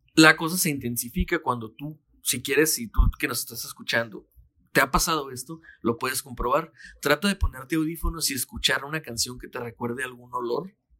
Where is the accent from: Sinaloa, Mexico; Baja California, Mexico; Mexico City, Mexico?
Baja California, Mexico; Mexicali; cuando yo vivía eh, con mis abuelos, cuando estaba chiquito, llegaba yo a la una de la tarde más o menos a la casa de la primaria y empezaba Dragon Ball. Aquí en Mexicali era la una de la tarde